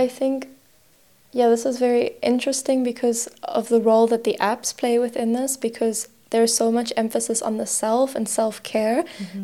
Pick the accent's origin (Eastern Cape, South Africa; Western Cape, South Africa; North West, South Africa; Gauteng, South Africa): Gauteng, South Africa; Johannesburg; also born or lived in Cyprus / The Hague, Netherlands; now in Berlin, Germany; I'm originally from Johannesburg, South Africa, immigrated to Cyprus about six years ago